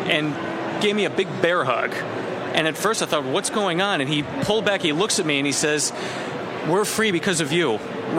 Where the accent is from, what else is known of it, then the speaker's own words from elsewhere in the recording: Ridgefield, Connecticut, United States; moved away as an adult; also born or lived in Arizona / Sweden; I grew up in Ridgefield, as I said, but I went out to Arizona for my undergrad, ended up going to graduate school in Sweden